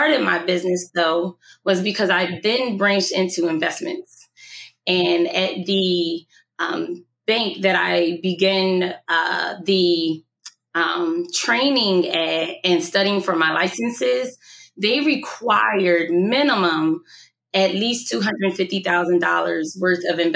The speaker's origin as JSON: {"language": "English", "town": "Camden", "region": "New Jersey", "country": "United States", "said": "I'm from Camden, New Jersey"}